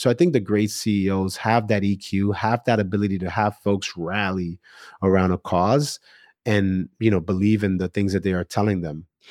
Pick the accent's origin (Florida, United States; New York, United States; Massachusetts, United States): New York, United States; I'm a New Yorker